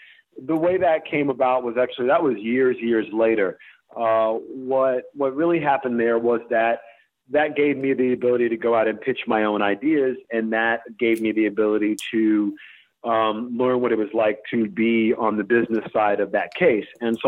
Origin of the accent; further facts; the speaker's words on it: Mobile, Alabama, United States; born there; also born or lived in Greenville / Tallahassee; I was born in Mobile, Alabama.